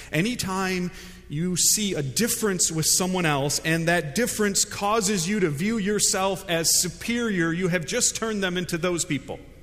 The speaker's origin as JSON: {"language": "English", "country": "United States", "also_born_or_lived": "Fuquay-Varina, North Carolina", "said": "I'm an American"}